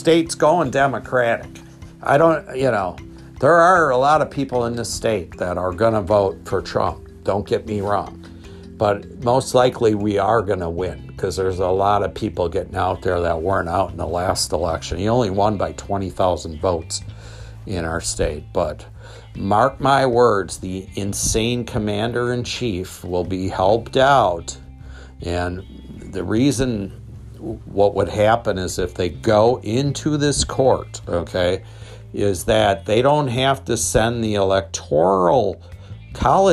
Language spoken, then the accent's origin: English; Wisconsin, United States; CNN came to my hometown